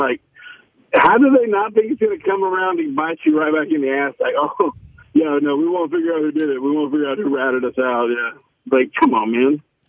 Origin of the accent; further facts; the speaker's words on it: Dallas, Texas, United States; I'm from Dallas